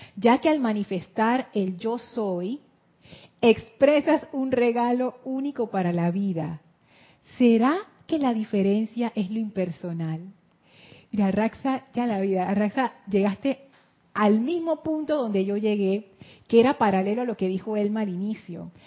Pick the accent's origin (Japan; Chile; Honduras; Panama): Panama; soy panameña y soy mujer